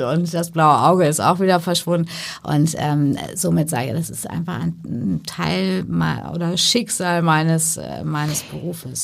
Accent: Paderborn, North Rhine-Westphalia, Germany; moved away; also born or lived in Hamburg; Ich bin ja ähm, gebürtige Hamburgerin, aber ja. groß geworden zwischen Paderborn und Bielefeld mhm. und in Paderborn zur Schule gegangen ins Michaelskloster

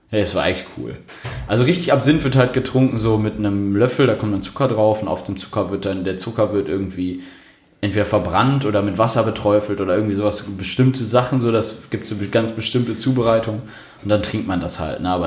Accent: Berlin, Germany; ich bin Berliner, bei uns ist das normal.

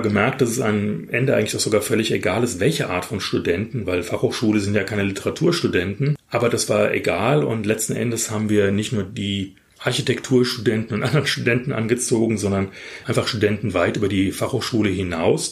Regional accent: Frankfurt, Hesse, Germany; ich gehöre ja zu der seltenen Spezies von Frankfurtern, die tatsächlich hier geboren und aufgewachsen sind

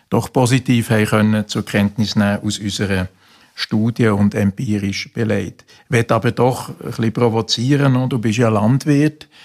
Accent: Bern, Switzerland; ich komme aus dem Kanton Bern, wir haben auch gewisse Regionen, die sehr ländlich sind natürlich

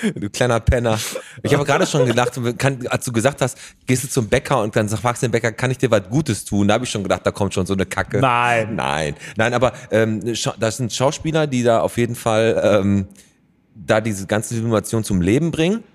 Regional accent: Bottrop, North Rhine-Westphalia, Germany; bei uns in Bottrop im Michaelismarkt

